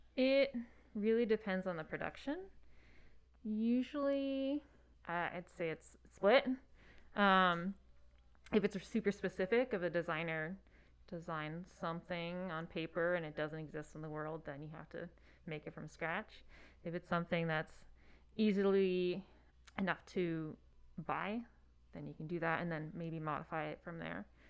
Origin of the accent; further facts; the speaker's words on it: Hudson Valley, upstate New York, United States; moved away; it's two hours north of New York City, one hour south of Albany. Um, yeah, Hudson Valley.